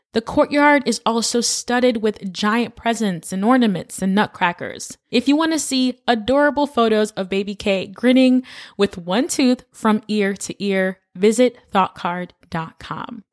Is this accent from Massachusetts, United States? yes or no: no; New York City, New York, United States; As a New Yorker born and raised, we take the holidays seriously here.